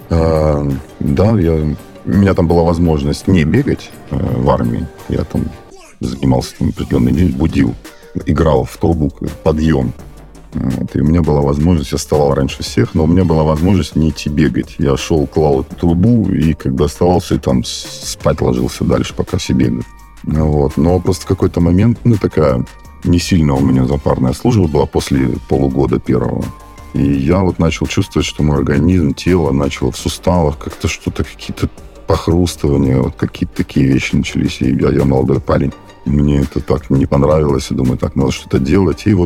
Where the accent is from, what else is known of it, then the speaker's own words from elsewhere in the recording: Crimea, Ukraine; now in Saint Petersburg, Russia; Я сам из Крыма родом, и вообще не очень там как-то способствует э, ландшафт постоянно вот такой вот гористый, вверх-вниз. Я даже сейчас, когда приезжаю домой, мне прям после Питера ровно э, крайне тяжело бегать.